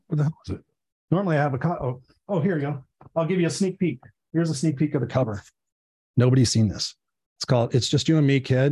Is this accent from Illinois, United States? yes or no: no; Inglewood, California, United States; I grew up in Inglewood